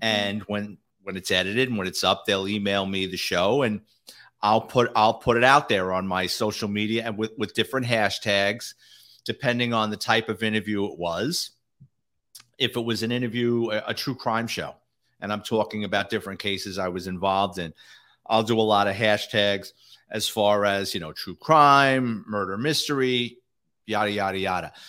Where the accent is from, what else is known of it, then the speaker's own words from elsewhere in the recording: New York City, New York, United States; I grew up in a neighborhood, I like to say it was Irish, Italian, and the mafia sprinkled